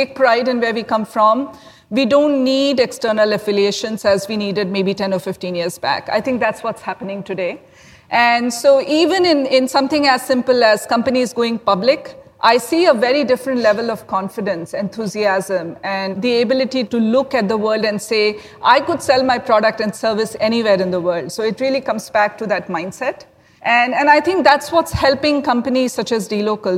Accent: India; I'm actually from India

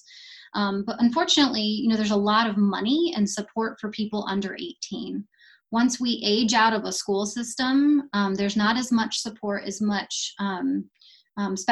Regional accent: Las Cruces, New Mexico, United States; I'm from Las Cruces

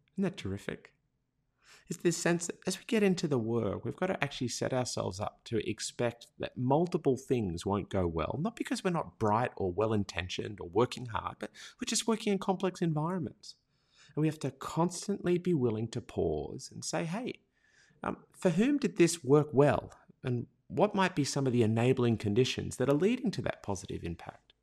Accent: Australia; accent: Australian; Australian users because our accent was so hard to understand.

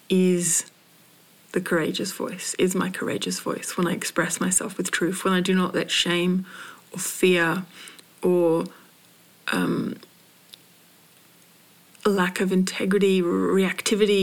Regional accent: United Kingdom; now in Australia; I was born in Britain. I now live as a colonizer on colonized land. Well, not on colonized, on Aboriginal land

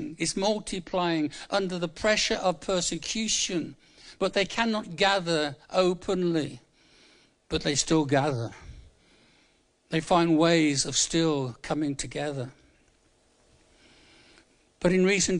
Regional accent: Birmingham, West Midlands, United Kingdom; moved away; I'm from Birmingham originally. It's a nice place to come from.

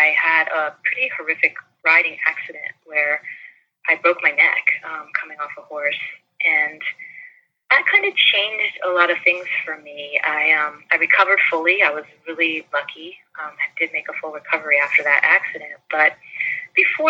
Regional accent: St. Petersburg, Florida, United States; moved away as an adult; also born or lived in North Carolina; I grew up in mostly in St. Petersburg, Florida

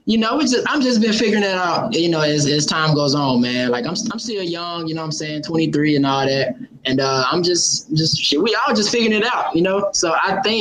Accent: Memphis, Tennessee, United States; moved away as an adult; now in Nashville, United States; I'm from Memphis, but I'm staying in Nashville right now

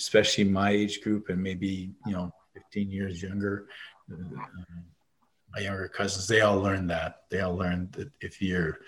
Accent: Winnipeg, Manitoba, Canada; the sense of community that I grew up with in Winnipeg

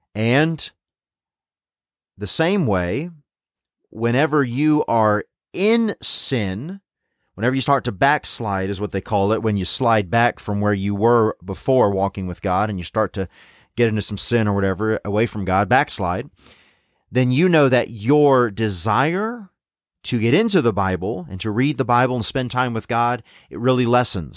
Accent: Tennessee, United States; moved away; growing up in Tennessee

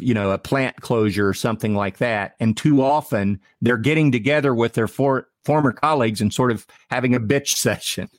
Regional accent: Ohio, United States; I'm from Ohio.

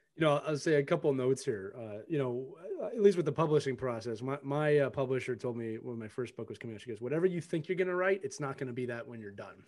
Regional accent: Philadelphia, Pennsylvania, United States; I'm born and raised in Philadelphia

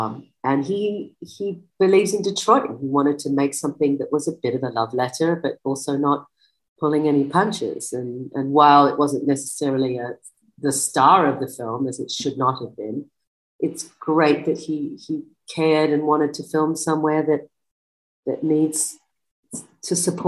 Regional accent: Australia; born there; Yeah. Australian born, but a lot of, British influence, for better or worse.

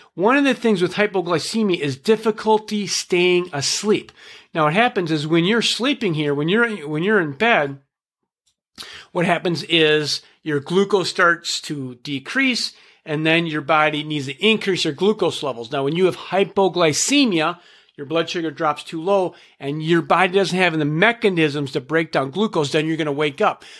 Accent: Minnesota, United States; I'm from Minnesota

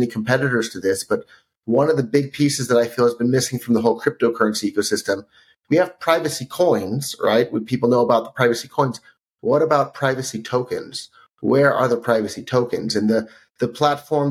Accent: Silicon Valley, California, United States; I grew up in Silicon Valley

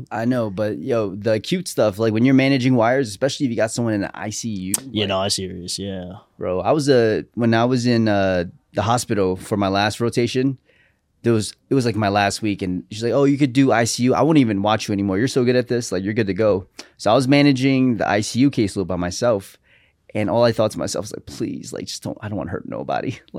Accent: New York City, New York, United States; also born or lived in Manhattan / Buffalo / Staten Island; Born and raised in Brooklyn.

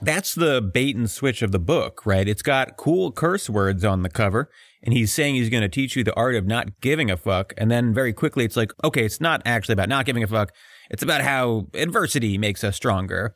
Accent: outside of Philly, Pennsylvania, United States; I was raised outside of Philly by a contractor

